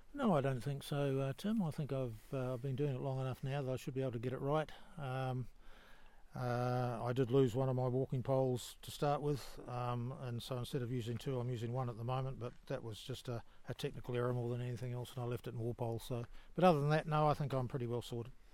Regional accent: New Zealand; I'm from New Zealand

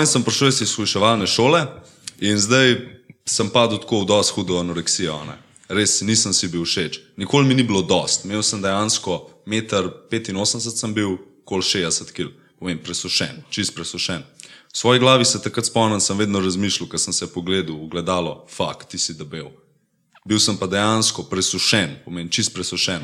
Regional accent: Kamnik, Central Slovenia, Slovenia; prihajam iz Kamnika, imam 19 let

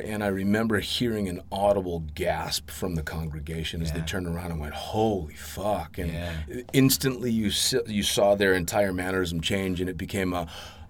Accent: Las Vegas, Nevada, United States; in which nobody believed or nobody understood because I came from Las Vegas and I probably, I never drank anything.

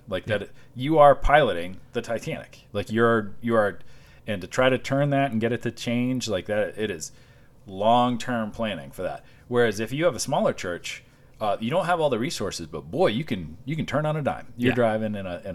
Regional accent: Washington, Iowa, United States; moved away; I grew up in Washington, Iowa

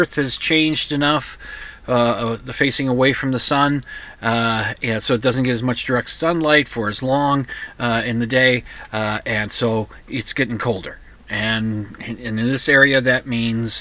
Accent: United States; now in Minnesota, United States; I'm an American

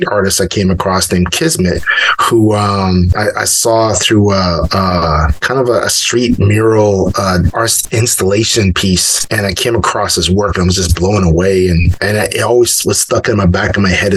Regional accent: Canada; growing up in Canada

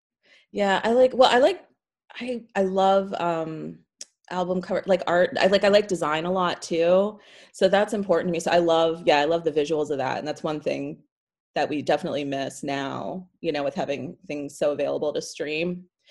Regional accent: Tampa, Florida, United States; also born or lived in St. Petersburg; now in New York, United States; So I grew up, I'm not originally from Florida, but I grew up there and I grew up in Tampa, Florida from, I was there the time I was like 12. I lived in St. Petersburg for a while.

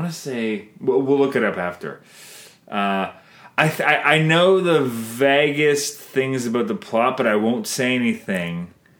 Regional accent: Canada

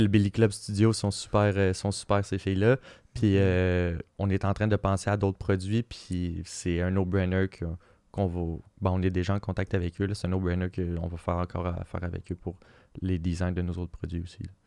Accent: Quebec, Canada; on est on est super créatif au Québec

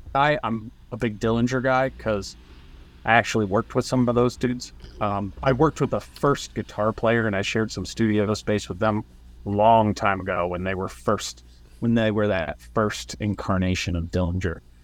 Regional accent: New Jersey, United States; we're from Jersey because we literally are from Jersey everywhere

